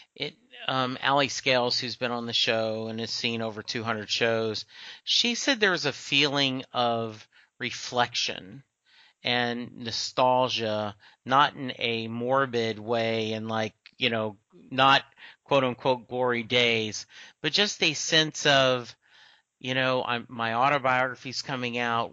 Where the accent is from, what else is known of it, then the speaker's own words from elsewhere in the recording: Lake Charles, Louisiana, United States; I grew up in Lake Charles, Louisiana, which was about three hours from Houston